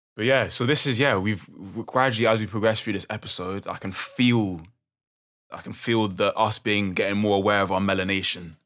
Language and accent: English; London, United Kingdom; growing up in London